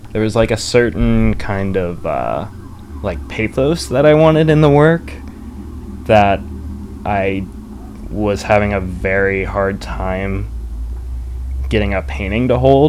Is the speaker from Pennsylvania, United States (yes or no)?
no; Maryland, United States; I'm from Maryland, yeah.